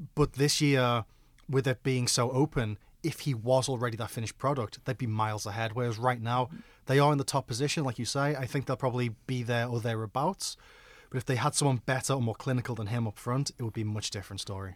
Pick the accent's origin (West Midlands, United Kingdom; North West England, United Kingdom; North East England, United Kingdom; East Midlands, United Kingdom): North West England, United Kingdom; Liverpool; I'm from Liverpool